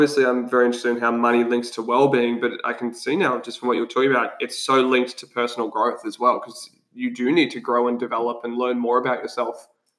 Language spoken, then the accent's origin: English; Australia; we're Aussie battlers.